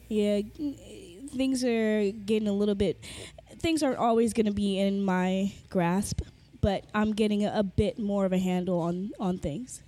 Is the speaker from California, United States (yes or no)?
yes; Carson, California, United States; also born or lived in Inglewood, California / Fresno, California; I am from LA, born and raised in uh, Inglewood, then Carson.